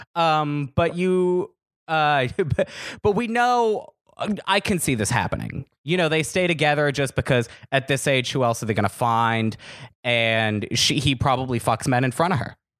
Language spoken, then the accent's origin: English; Los Angeles, California, United States; also born or lived in Woodland Hills / West Hills / Chatsworth; I'm from L A. I was born and raised out here